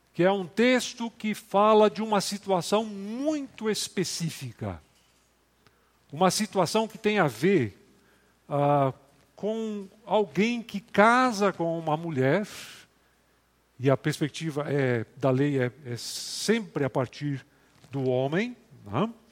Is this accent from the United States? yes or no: no; Rio Grande do Sul, Brazil; moved away; Eu sou do Rio Grande do Sul